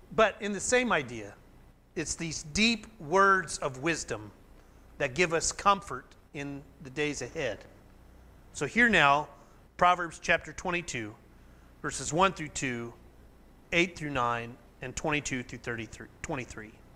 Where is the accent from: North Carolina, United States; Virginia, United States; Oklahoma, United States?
Oklahoma, United States; growing up in Oklahoma